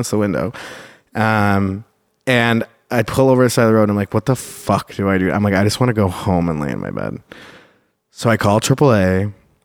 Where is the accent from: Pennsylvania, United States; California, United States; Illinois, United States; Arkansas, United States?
Illinois, United States; Chicago; I'm from Chicago